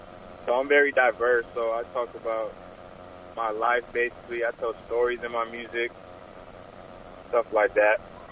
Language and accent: English; Kissimmee, Florida, United States; I'm from Kissimmee, Florida.